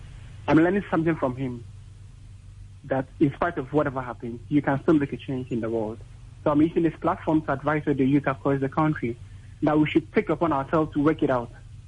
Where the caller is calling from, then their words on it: Adenta, Greater Accra, Ghana; I'm calling from Adenta.